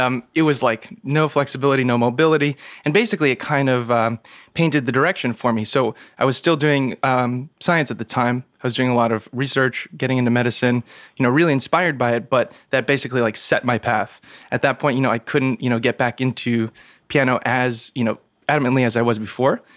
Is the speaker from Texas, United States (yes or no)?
no; New York City, New York, United States; also born or lived in Ithaca, New York; growing up in New York City, spending basically my whole life here until college